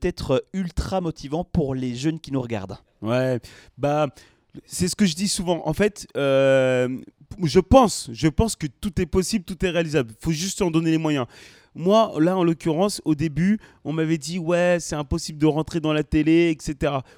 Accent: France; also born or lived in Senegal (ancestry); je suis né en France et je suis aussi d'origine sénégalaise

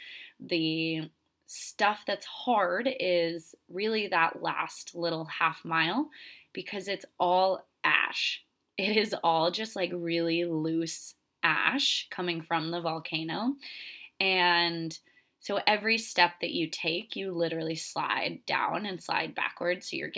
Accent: Florida, United States; moved away as an adult; I came from Florida. I came from a very flat state, and I love Florida. I will always go back there. It's such a fun place. But I knew I was going to move to the mountains only in my early 20s.

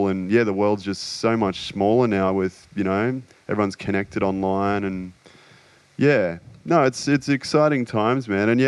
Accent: Australia; I guess sense of humour is a big one in being Australian.

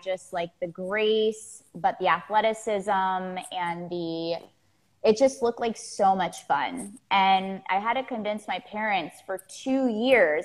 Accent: Florida, United States; I grew up in Florida. I'm a Florida girl. I still live in I live in Miami right now

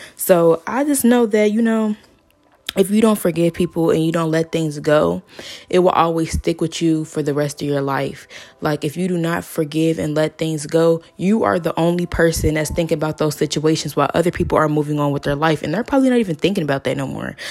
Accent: Georgia, United States; now in Cincinnati, United States; I am from Georgia. Um, I moved to Cincinnati around two thousand nine, two thousand ten

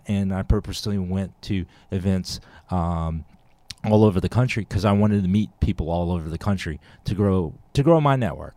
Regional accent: Texas, United States; I'm from Texas as well.

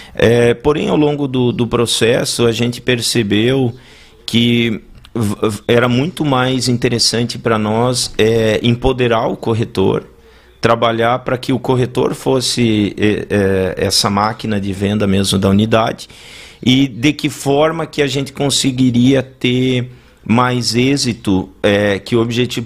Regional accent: Ijuí, Rio Grande do Sul, Brazil; moved away as an adult; also born or lived in Brasília / London; now in Balneário Camboriú, Brazil; eu sou natural de Juí

